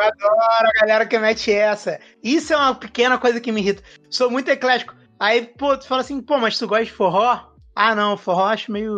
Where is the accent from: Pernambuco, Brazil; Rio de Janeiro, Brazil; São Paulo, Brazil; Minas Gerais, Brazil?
Rio de Janeiro, Brazil; eu sou carioca